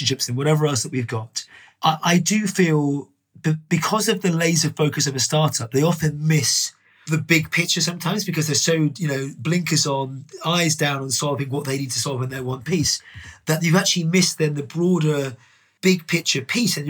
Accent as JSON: {"language": "English", "town": "Dublin", "region": "Leinster", "country": "Ireland", "tie": "born or raised there", "said": "I was born in Dublin, lived in Ireland. My parents, as a kid, used to run pubs"}